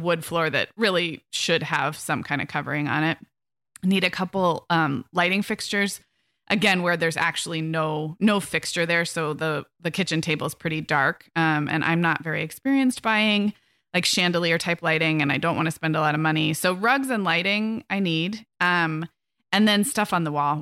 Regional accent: Santa Barbara, California, United States; moved away as an adult; also born or lived in Orange County / Chicago / England / Arizona; I moved this summer from Orange County up to Santa Barbara, which is my hometown.

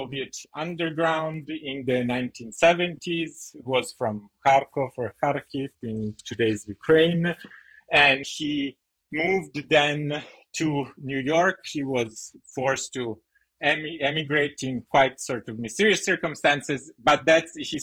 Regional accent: Italy; moved away; also born or lived in United States; I'm a graduate student from Yale, I'm Italian, I'm American

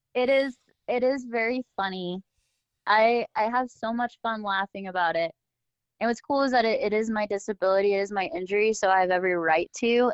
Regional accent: Southern California, United States; I grew up in Southern California, where, you know, that's the action sport capital of the entire world

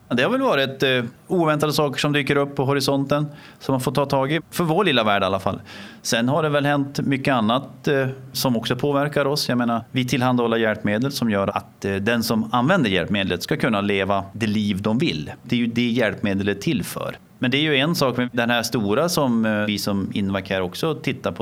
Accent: Norrland, Sweden; moved away; som norrlänning

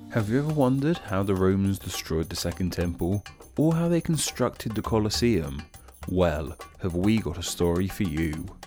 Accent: United Kingdom; here in the U K

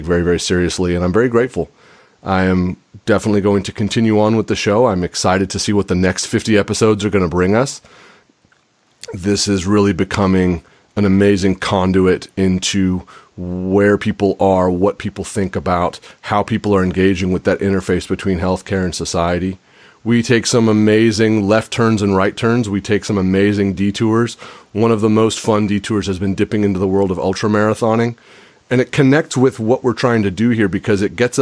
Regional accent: California, United States; when I was a kid growing up in California

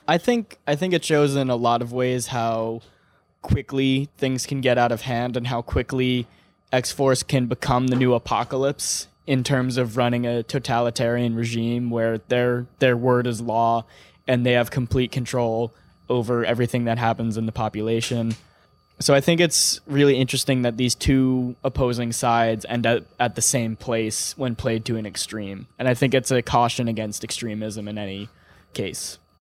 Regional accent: Ireland; I'm Irish

